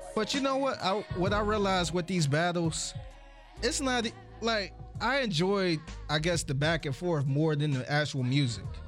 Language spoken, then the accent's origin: English; Cleveland, Ohio, United States; I'm from Cleveland. I'm a … fan